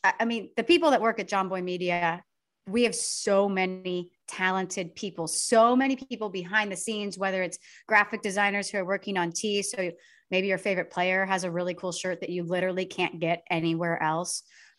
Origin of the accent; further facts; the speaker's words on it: Atlanta, Georgia, United States; we're both from Atlanta.